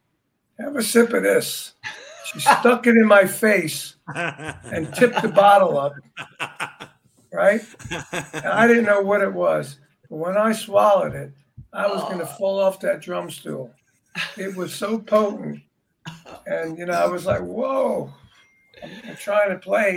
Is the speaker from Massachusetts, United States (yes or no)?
no; New York City, New York, United States; now in Florida, United States; I'm from Brooklyn. I'm from Brooklyn